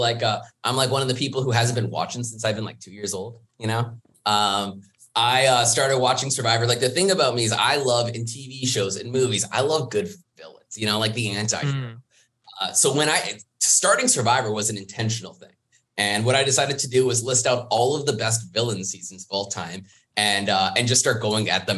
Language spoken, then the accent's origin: English; Vancouver, British Columbia, Canada; I'm 28 years old from Vancouver, Canada. I'm the Canadian